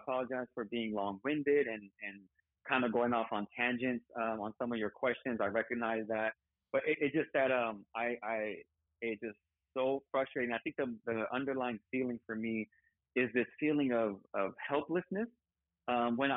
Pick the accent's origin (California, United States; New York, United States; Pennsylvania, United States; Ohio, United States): California, United States; I still wasn't a Californian